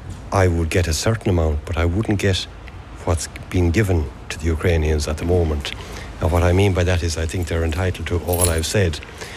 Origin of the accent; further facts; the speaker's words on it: Ireland; as an Irish person, if I was on Hard Times in Ireland, where I've worked for 33 years